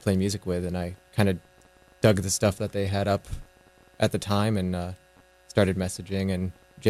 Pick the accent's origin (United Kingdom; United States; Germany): United States; New Hampshire; now in North Carolina, United States; I'm actually out of state. I grew up in New Hampshire, and I'd been here for a couple of years